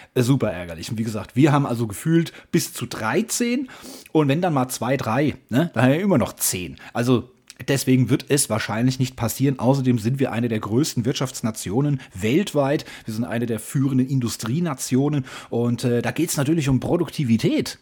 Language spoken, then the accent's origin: German; Hesse, Germany; ich bin Hesse, lebe in Hessen